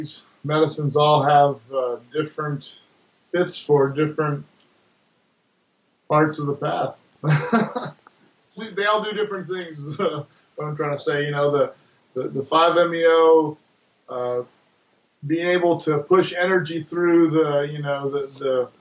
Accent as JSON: {"language": "English", "region": "Hawaii", "country": "United States", "tie": "born or raised there", "moved": "as an adult", "said": "I grew up in Hawaii where cannabis was part of the culture and used it there growing up"}